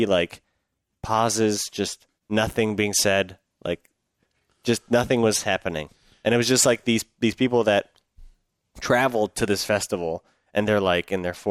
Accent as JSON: {"language": "English", "town": "Burnaby", "region": "British Columbia", "country": "Canada", "tie": "born or raised there", "also_born_or_lived": "Iran", "said": "I was born in Iran. Yeah. And I grew up in Burnaby."}